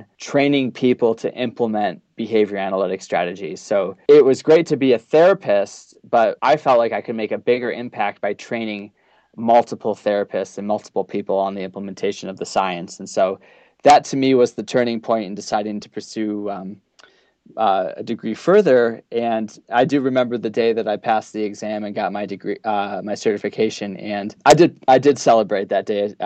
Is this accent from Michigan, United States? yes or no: yes; Northern Michigan, United States; moved away as an adult; now in Utah, United States; I'm from Northern Michigan